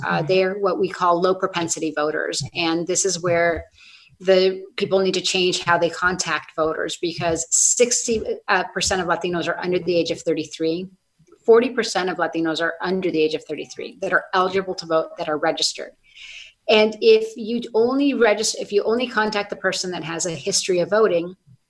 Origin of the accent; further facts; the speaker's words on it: Sonoma, California, United States; I am from Sonoma. I grew up with you all